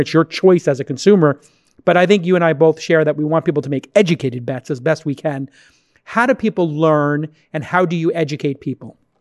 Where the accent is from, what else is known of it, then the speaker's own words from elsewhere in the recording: New York City, New York, United States; moved away; How's New York right now? How's my hometown